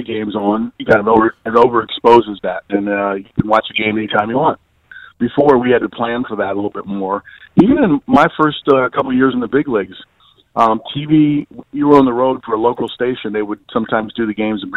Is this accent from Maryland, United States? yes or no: yes; Baltimore, Maryland, United States; I played in Baltimore. It was my hometown.